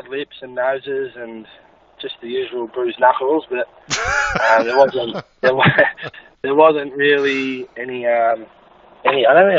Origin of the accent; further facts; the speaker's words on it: Buffalo, Victoria, Australia; we actually grew up in a little town in the middle of nowhere called Buffalo.